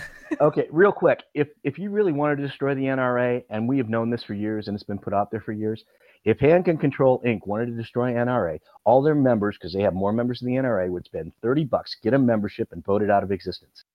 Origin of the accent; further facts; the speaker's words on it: Midwest, United States; I'm a Midwesterner.